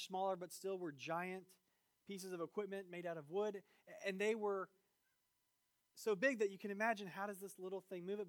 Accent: Virginia, United States; moved away; also born or lived in Georgia / Florida; I grew up in Virginia

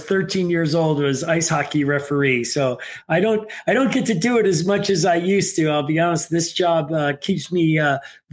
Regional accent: New York City, New York, United States; also born or lived in Northville, Michigan; now in Detroit, United States; I grew up in New York City

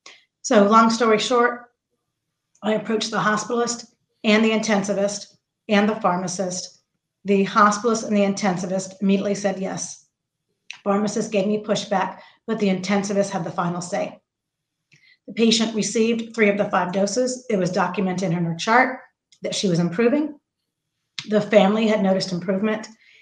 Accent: Central Florida, United States; I am from Central Florida. I worked at Parish Medical Center in Titusville, Florida for 31 years.

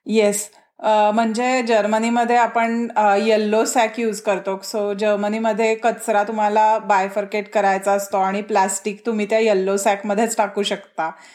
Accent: Maharashtra, India

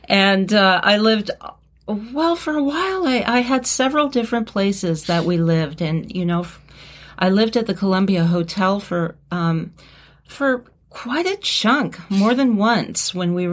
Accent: North East England, United Kingdom; moved away as an adult; I'm a Geordie.

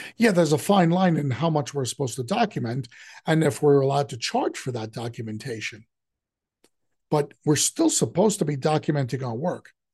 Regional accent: New York City, New York, United States; I grew up in the city, but I grew up in Queens

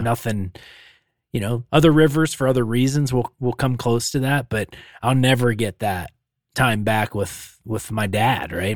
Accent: Pennsylvania, United States; now in Montana, United States; growing up in Pennsylvania

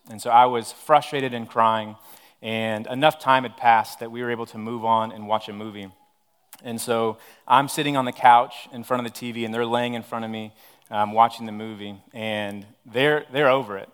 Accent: Odessa, Texas, United States; moved away; I'm originally from Odessa, Texas.

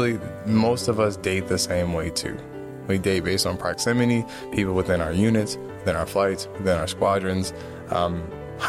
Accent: East Coast, United States; I'm from the East Coast

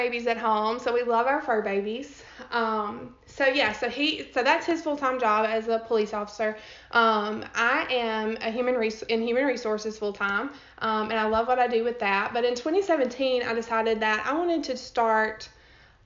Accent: Pontotoc, Mississippi, United States; I grew up in Pontotoc, Mississippi, which is right outside of Tupelo

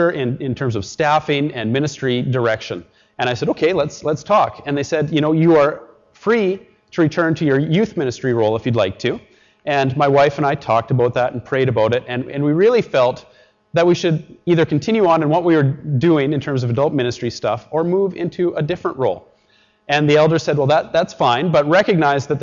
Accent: Edmonton, Alberta, Canada; moved away; also born or lived in Richmond; I grew up in Edmonton

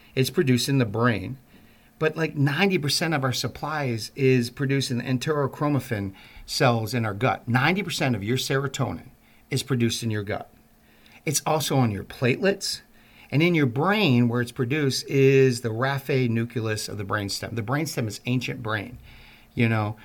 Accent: Baltimore, Maryland, United States; I'm from Baltimore

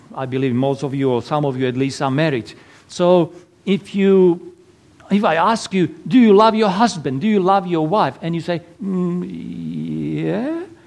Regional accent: Slovakia; English is a second language; moved away as an adult; now in Perth, Australia; originally from little tiny little country in Eastern Europe, Slovakia. So that's why my lovely accent.

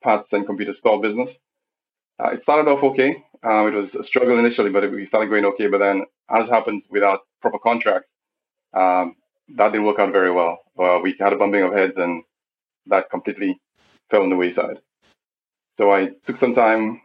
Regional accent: St. Lucia; I'm a St. Lucian. More precisely, I'm from Barbuda. I'm a Barbudian.

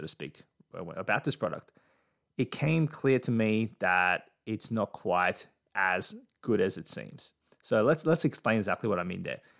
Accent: Australia; as an Aussie

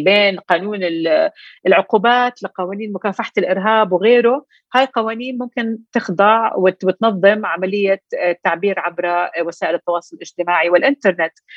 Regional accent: Jordan; احنا عندنا بالاردن

